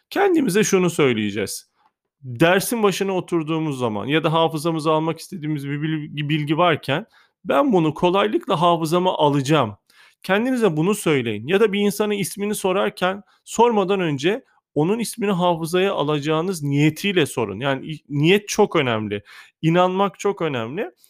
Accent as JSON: {"language": "Turkish", "town": "Kahta", "region": "Adıyaman", "country": "Turkey", "said": "Adıyaman Kahtalıyım bu arada ben."}